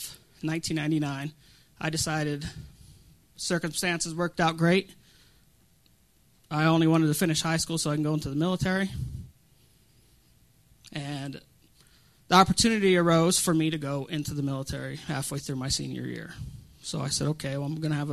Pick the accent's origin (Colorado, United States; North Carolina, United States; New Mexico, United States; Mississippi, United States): Colorado, United States; I'm from Colorado.